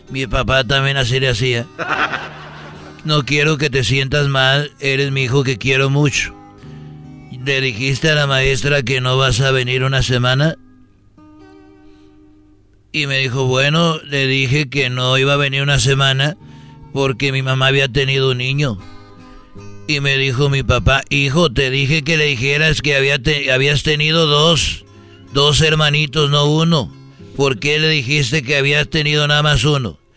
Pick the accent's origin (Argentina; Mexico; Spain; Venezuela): Mexico; Huentitán, Jalisco; born there; Yo me acuerdo que nací allá en Huentitán, ahí en escuela rural